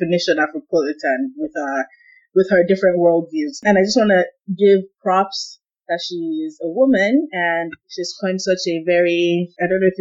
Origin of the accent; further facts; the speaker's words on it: Nigeria; now in United States; I hadn't been home, hadn't been in Nigeria for 4 years